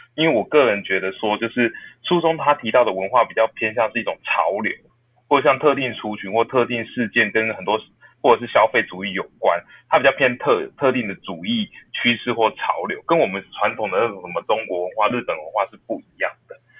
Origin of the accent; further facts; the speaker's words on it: Taiwan; 我们台湾人